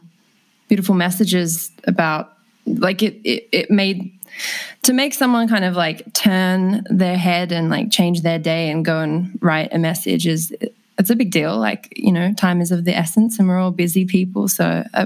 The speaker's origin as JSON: {"language": "English", "town": "Sydney", "region": "New South Wales", "country": "Australia", "tie": "born or raised there", "said": "I grew up just in Petersham down the road"}